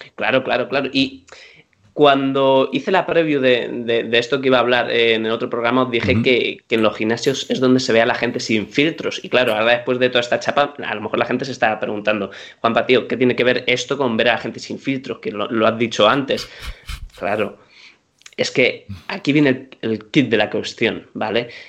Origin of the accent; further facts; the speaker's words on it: Madrid, Community of Madrid, Spain; soy madrileño de pura cepa, yo soy un tío que yo he comido en mi casa casi cada fin de semana cocido